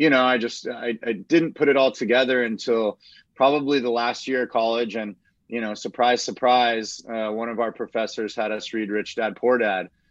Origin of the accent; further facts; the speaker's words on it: Austin, Texas, United States; I grew up in Austin my whole life